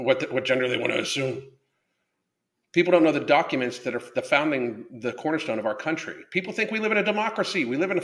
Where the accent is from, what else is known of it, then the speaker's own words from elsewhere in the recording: United States; We are the American citizens